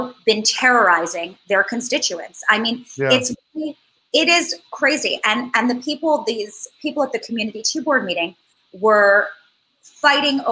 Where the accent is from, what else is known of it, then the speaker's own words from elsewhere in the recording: New York City, New York, United States; having grown up here, I went to NYU and then I transferred and I graduated from Parsons